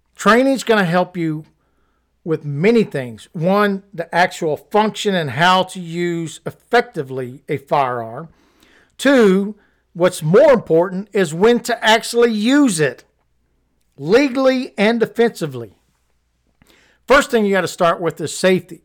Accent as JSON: {"language": "English", "region": "Missouri", "country": "United States", "said": "I'm from Missouri"}